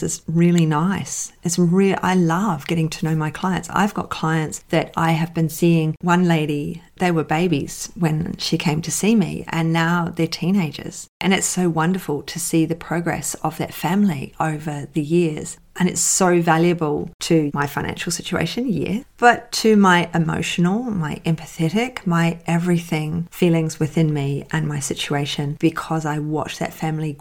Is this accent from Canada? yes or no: no; New Zealand; I'm a New Zealander